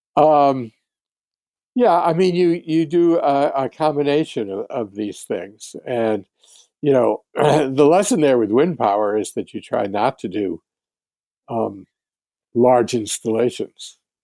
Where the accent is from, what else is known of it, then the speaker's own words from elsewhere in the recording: Hartford, Connecticut, United States; I was, I was born and raised in Hartford by the Connecticut River